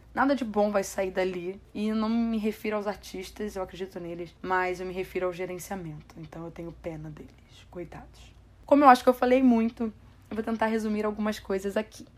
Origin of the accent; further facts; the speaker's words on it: Brazil; sou brasileira